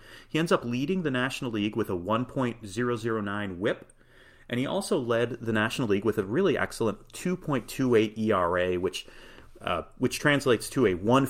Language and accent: English; Midwest, United States; As a Midwesterner, I had never experienced an earthquake